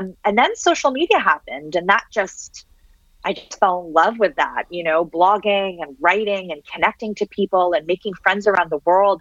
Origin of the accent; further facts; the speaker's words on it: Toronto, Ontario, Canada; English is a second language; moved away as an adult; also born or lived in Syria / Switzerland / United States / France; I love Toronto. I love growing up in Toronto. I love growing up in Canada